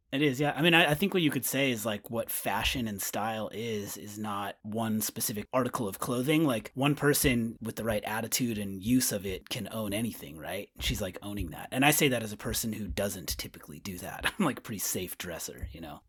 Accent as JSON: {"language": "English", "town": "Winters", "region": "California", "country": "United States", "tie": "born or raised there", "said": "A town called Winters, California, outside of, like, Sacramento, Davis area."}